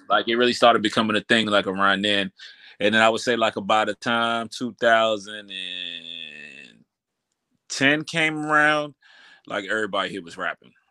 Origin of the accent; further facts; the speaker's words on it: Washington, District of Columbia, United States; I grew up uptown. I grew up uptown, so um, I actually uh, grew up around like Adams Morgan area, you know, 17th Street side